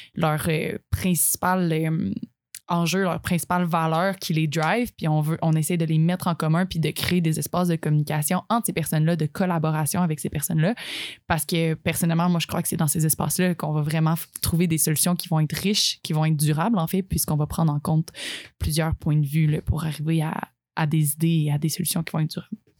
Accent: Abitibi, Quebec, Canada; moi, en fait, j'ai été élevée en Abitibi

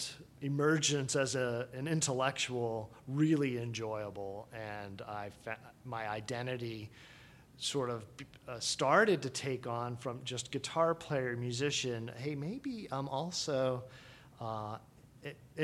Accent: West Chester, Pennsylvania, United States; where I grew up in Westchester, Pennsylvania

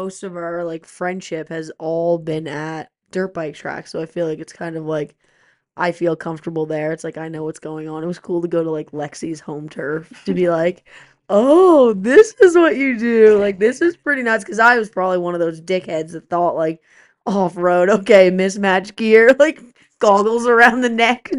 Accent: East Coast, United States; Yeah, I don't think I've ever seen an elk before, which sounds so stupid, but I'm from the East Coast.

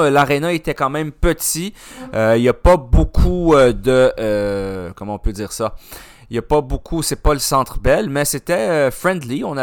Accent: Quebec, Canada; also born or lived in Ottawa; Même si on vient du Québec

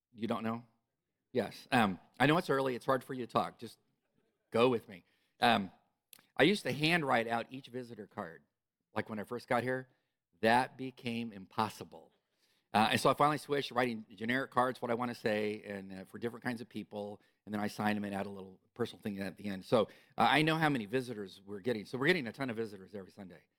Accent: California, United States; moved away; I am from California

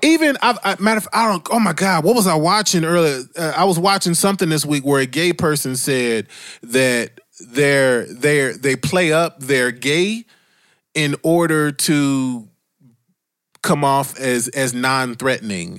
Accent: Dayton, Ohio, United States; moved away; I grew up in Dayton, Ohio

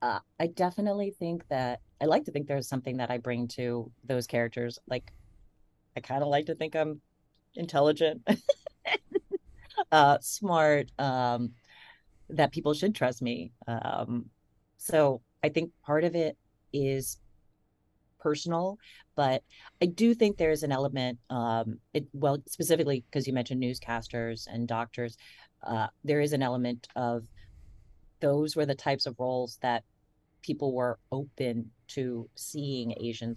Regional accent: Ohio, United States; And I grew up in Ohio, so I know I sound like, I could be, from anywhere in America.

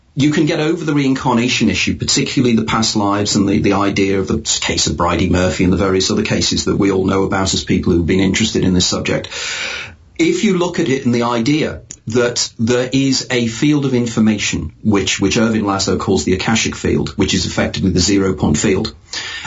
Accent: United Kingdom; as a Brit living in an island

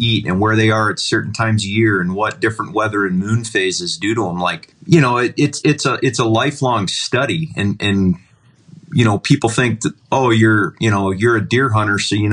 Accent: Ohio, United States; moved away; where I grew up in Ohio

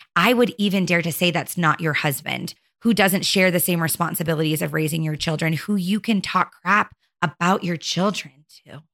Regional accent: Arizona, United States; born or raised there; moved away as an adult; now in Utah, United States

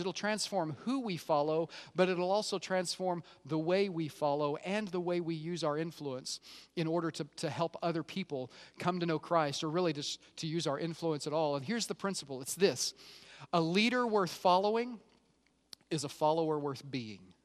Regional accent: Oklahoma, United States; I grew up in Oklahoma, so I've kinda got redneck flowing through my bane, veins.

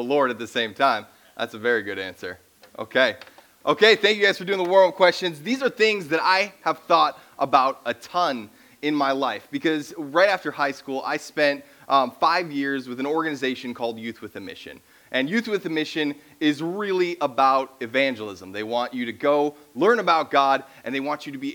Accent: Minnesota, United States; I grew up in Minnesota

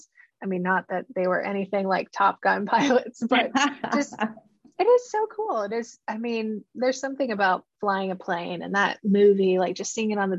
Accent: Missouri, United States; And growing up in a small town, growing up in Missouri

